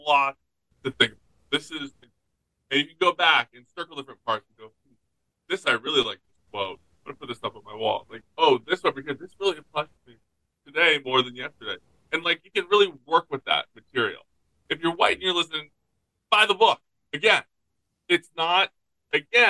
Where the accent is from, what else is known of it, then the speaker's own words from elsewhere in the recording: United States; We're American